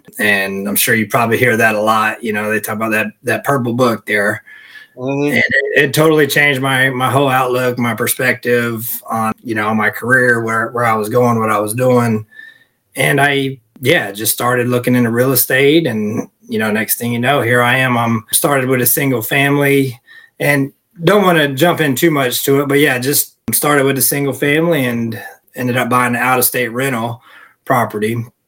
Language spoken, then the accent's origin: English; North Carolina, United States; now in Phoenix, United States; North Carolina.